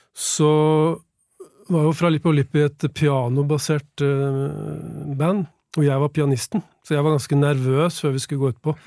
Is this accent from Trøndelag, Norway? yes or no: no; Nesodden, Akershus, Norway; jeg var sånn syv-åtte år gammel og vokste opp på Nesodden